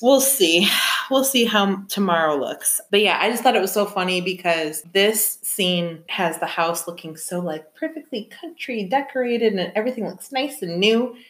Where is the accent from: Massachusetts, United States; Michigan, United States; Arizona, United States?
Michigan, United States; now in Chicago, United States; I'm from Michigan